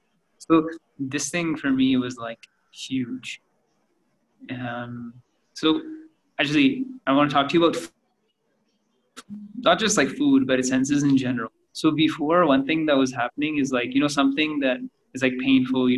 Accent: Canada; now in India; I grew up in Canada

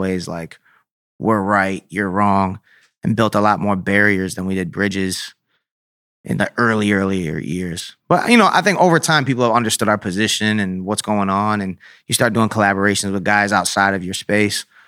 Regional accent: Syracuse, New York, United States; Growing up in Syracuse, uh, is very, like, blue collar, very small city

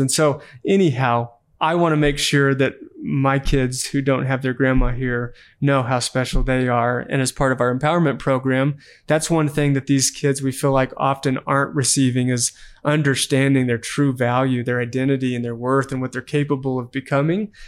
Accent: Amarillo, Texas, United States; now in Utah, United States; growing up in Amarillo, Texas

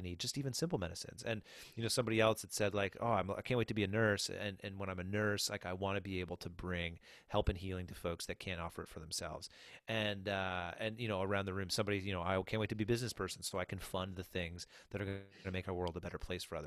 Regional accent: New Brunswick, Canada; moved away as an adult; also born or lived in Nova Scotia / Barrie, Ontario; I'm from New Brunswick, or from Nova Scotia originally, but, uh, grew up in New Brunswick, and so we're back, um, in the hometown

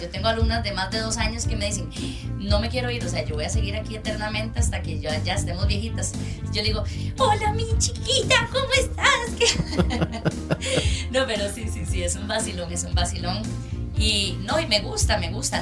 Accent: Desamparados, San José, Costa Rica; nací y bueno, crecí en Desamparados

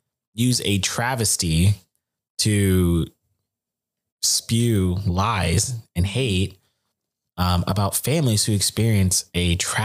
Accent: United States; I think Americans, maybe this is our American blood

